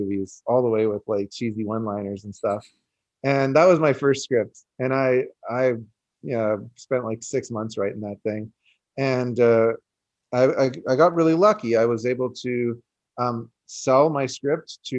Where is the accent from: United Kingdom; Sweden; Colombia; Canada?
Canada; I'm Canadian